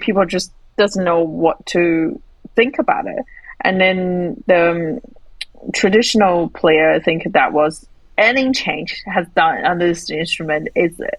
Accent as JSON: {"language": "English", "region": "Northwest China", "country": "China", "tie": "born or raised there", "moved": "as an adult", "lives_now": "Melbourne, Australia", "said": "my hometown, which is in the northwest of China."}